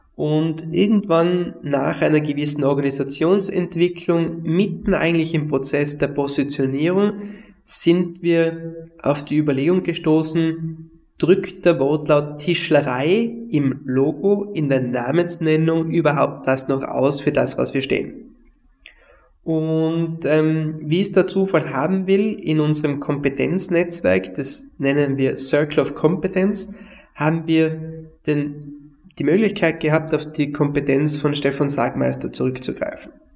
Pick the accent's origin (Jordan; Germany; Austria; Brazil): Austria; Tyrol; bei uns in Tirol